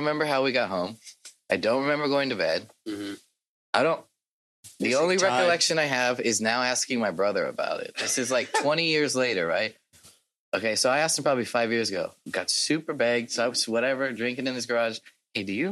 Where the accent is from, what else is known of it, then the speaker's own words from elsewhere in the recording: Port Hueneme, California, United States; I grew up in Port Hueneme, right? From the age of like 0 to 9.